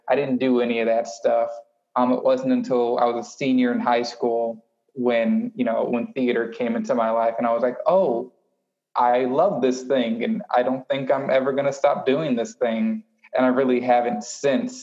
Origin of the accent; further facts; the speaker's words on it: Houston, Texas, United States; growing up in Houston, Texas, listening to 90, 97.9 and 102.1.